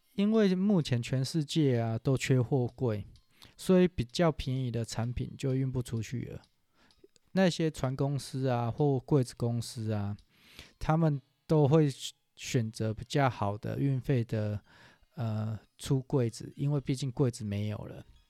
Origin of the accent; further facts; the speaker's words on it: Taiwan; 我们台湾人